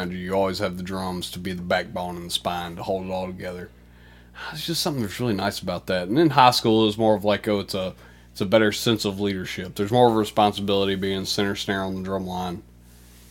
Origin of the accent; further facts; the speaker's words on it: Union, Mississippi, United States; I grew up in Union, Mississippi, small town.